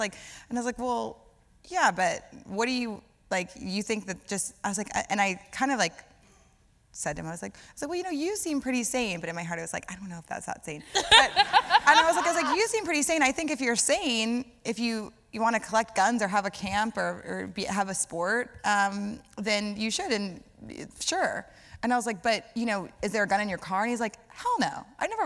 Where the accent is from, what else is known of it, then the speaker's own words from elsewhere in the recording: Louisiana, United States; So I'm from Louisiana